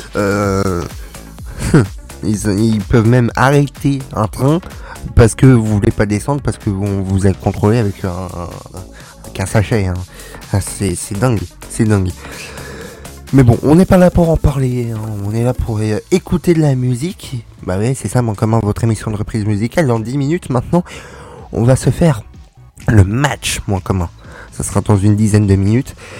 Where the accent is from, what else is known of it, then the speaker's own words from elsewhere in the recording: France; on est français, ici on est un pays répressif